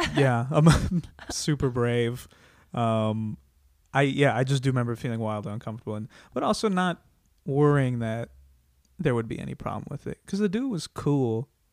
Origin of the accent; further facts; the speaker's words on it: Iowa, United States; now in Los Angeles, United States; I'm from Iowa